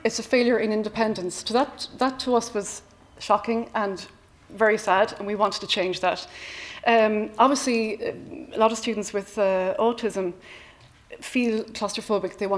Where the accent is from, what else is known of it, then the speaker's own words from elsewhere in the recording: Cork, Munster, Ireland; I come from Cork City, which is renowned for speaking quickly